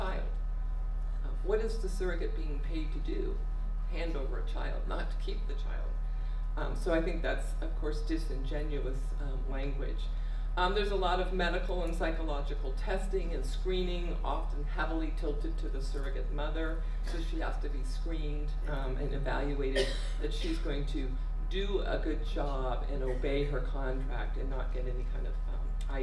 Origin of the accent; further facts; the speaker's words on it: California, United States; I am from California